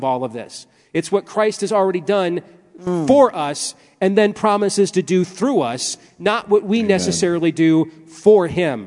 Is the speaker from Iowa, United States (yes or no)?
yes; Iowa, United States; I am still from Iowa